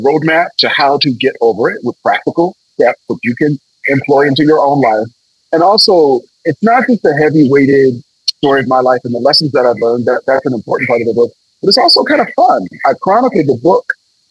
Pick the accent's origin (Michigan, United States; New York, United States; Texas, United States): Michigan, United States; Detroit; also born or lived in San Francisco, California; I grew up primarily in Detroit, Michigan, living with my paternal grandparents.